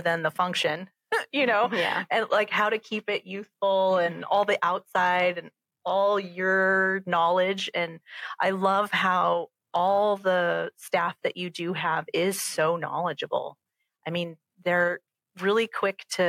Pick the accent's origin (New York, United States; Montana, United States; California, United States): California, United States; Southern; moved away as an adult; now in St. Louis, United States; I grew up in California and Southern California.